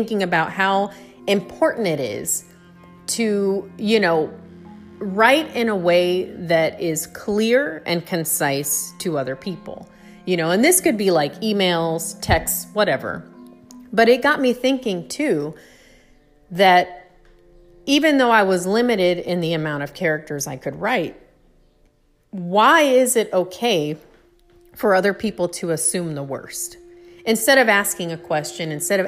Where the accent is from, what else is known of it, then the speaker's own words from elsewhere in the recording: United States; as an American